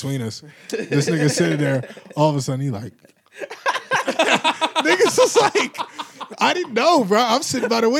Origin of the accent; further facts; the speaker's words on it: Cleveland, Ohio, United States; I'm from Cleveland